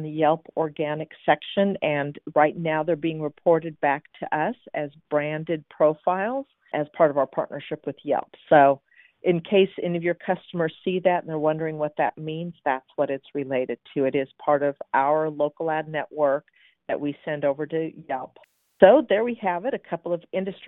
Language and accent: English; Seattle, Washington, United States; Seattle, that's also my hometown.